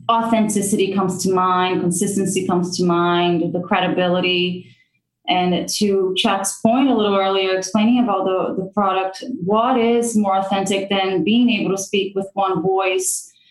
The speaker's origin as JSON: {"language": "English", "country": "Brazil", "tie": "born or raised there", "also_born_or_lived": "United States", "moved": "as an adult", "said": "I grew up in Brazil knowing that I wanted to come to the United States and I wanted to come to college in the US."}